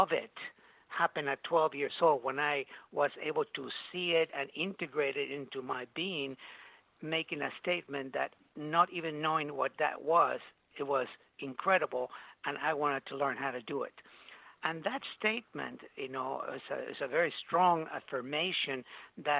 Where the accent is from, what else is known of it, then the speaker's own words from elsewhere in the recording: Mexico City, Mexico; also born or lived in Veracruz; I was born in Mexico City